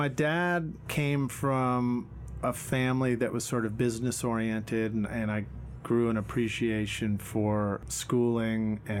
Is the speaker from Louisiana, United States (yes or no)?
no; New York City, New York, United States; also born or lived in Boston, Massachusetts; now in Nashville, United States; I was growing up in Brooklyn, so in New York City in the 1970s